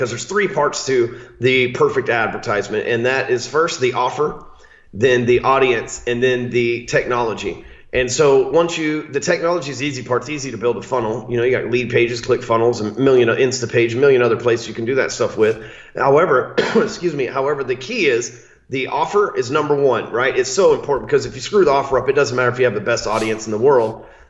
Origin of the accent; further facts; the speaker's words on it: the South, United States; Hell, I'm from the South. I just call him Kostas.